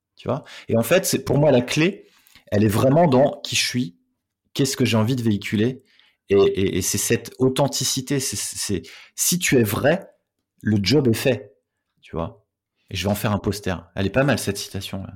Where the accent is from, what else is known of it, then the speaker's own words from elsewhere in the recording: the Nord, Hauts-de-France, France; je viens du Nord